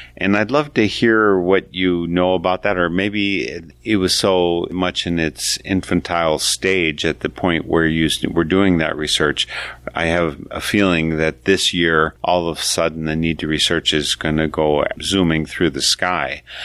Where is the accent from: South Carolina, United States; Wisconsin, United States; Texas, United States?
Wisconsin, United States; I'm from Wisconsin